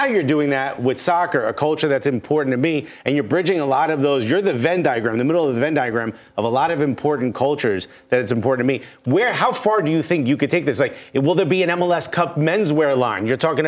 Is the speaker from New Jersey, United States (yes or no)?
yes; Newark, New Jersey, United States; now in New York, United States; I'm born and raised in Newark. Been living in New York for 20 years.